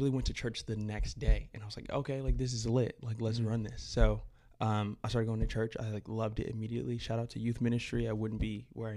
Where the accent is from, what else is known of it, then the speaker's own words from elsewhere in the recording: New York City, New York, United States; moved away; also born or lived in Connecticut / Las Vegas; I was born and raised in New York City.